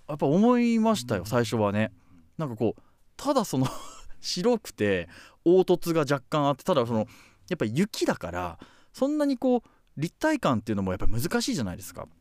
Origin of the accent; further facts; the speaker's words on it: Obihiro, Hokkaido, Japan; 僕はあの帯広出身